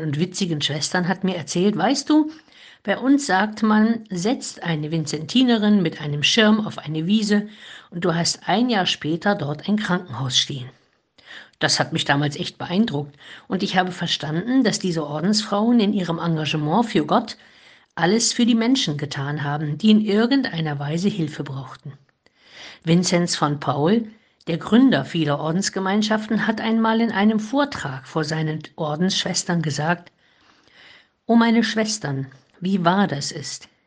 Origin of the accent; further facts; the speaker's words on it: Heilbad Heiligenstadt, Thuringia, Germany; In Heiligenstadt im Eichsfeld, wo ich geboren bin